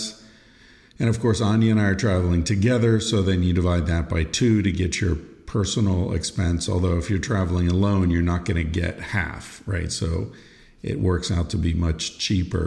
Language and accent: English; United States; as an American being raised in the you're welcome, thank you, dialogue ping pong situation